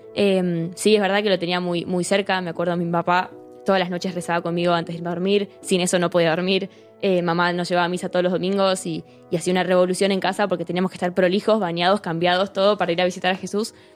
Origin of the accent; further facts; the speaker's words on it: Buenos Aires, Argentina; moved away as an adult; now in Santiago de Compostela, Spain; soy de Argentina, nací allá en, Buenos Aires em, y, bueno, tengo 21 años, vivo ahí con, con mi familia